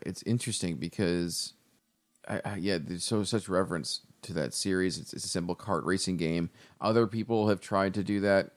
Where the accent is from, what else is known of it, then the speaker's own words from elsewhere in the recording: Buffalo, New York, United States; moved away as an adult; also born or lived in Chicago; we're both from Buffalo